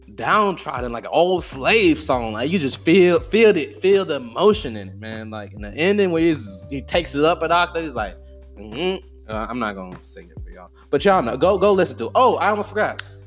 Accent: DeKalb County, Georgia, United States; I grew up in Georgia you know DeKalb County

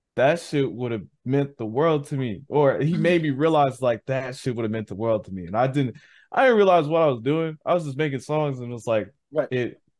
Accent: Saint Paul, Minnesota, United States; moved away as an adult; now in Minneapolis, United States; I'm from St. Paul, and I ended up moving to Minneapolis, and Minneapolis, Minnesota

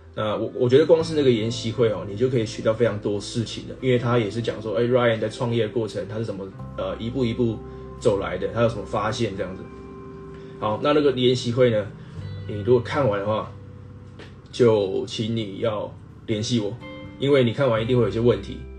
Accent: Taiwan; 那我们台湾人 ，呃，基本上是看港片长大的嘛

